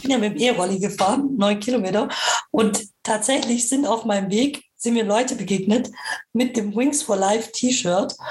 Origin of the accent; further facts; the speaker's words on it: Nürtingen, Baden-Württemberg, Germany; ich komme auch aus Nürtingen.